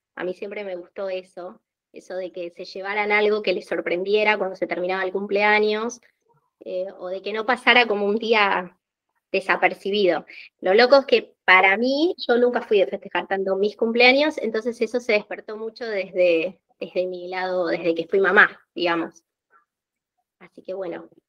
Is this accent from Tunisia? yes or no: no; Argentina; soy argentina, vivo en Buenos Aires